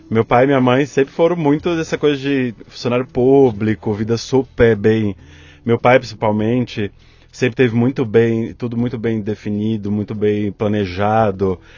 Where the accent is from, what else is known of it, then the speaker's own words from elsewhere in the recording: Bahia, Brazil; now in São Paulo, Brazil; é, baiano de 41 anos